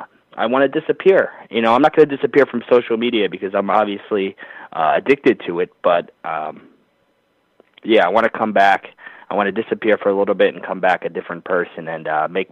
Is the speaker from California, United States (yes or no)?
no; New Jersey, United States; since we're in New Jersey, which is my home state